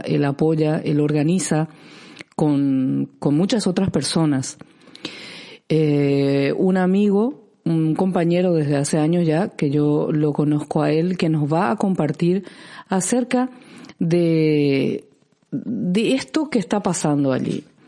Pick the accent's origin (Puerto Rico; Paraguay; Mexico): Paraguay; now in Canary Islands, Spain; yo como paraguaya